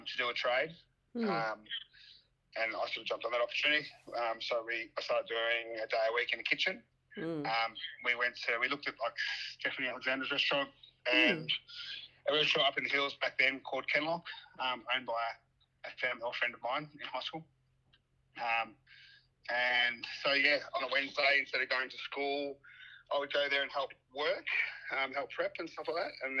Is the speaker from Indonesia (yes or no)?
no; The Patch, Victoria, Australia; Victoria. So I grew up in the Patch.